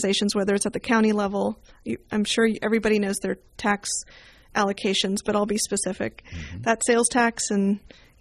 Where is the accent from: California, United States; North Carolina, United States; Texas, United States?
California, United States; Bay Area; I did grow up in the Bay Area